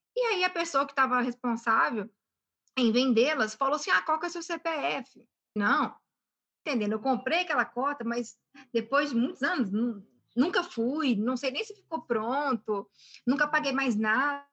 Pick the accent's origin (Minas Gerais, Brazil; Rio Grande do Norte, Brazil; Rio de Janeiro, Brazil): Minas Gerais, Brazil; Belo Horizonte; moved away; eu nasci em BH, fui criada aqui em, em Minas, mas ao mesmo tempo durante um período da minha vida, eu morei fora